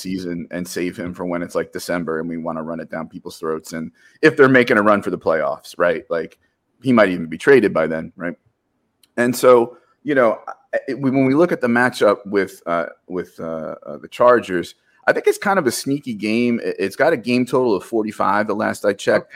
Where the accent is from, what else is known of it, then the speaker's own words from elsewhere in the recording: New Jersey, United States; As a Jersey guy